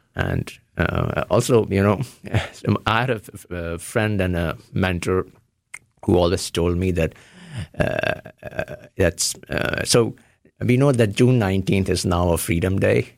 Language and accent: English; Varanasi, Uttar Pradesh, India; born or raised there; moved away as an adult; also born or lived in Ohio; now in United States